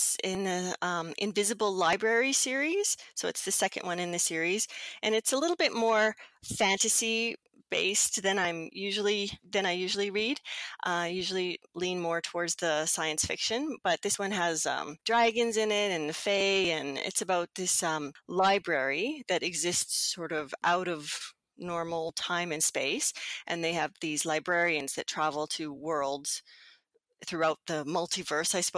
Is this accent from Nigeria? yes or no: no; Edmonton, Alberta, Canada; I live in Edmonton. I was born in Edmonton. My parents were born in Edmonton